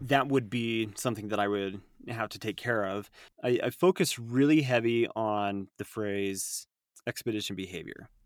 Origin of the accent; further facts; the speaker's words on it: Utah, United States; I'm born and raised in Utah